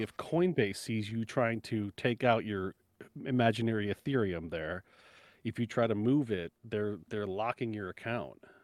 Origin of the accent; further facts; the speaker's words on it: United States; as an American